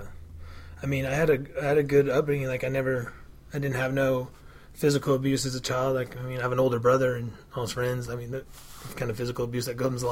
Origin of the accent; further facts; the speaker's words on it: Pueblo County, Colorado, United States; I was raised in Trailer Park and went to school with kids. I kind of live out in the farmland in the county from Pueblo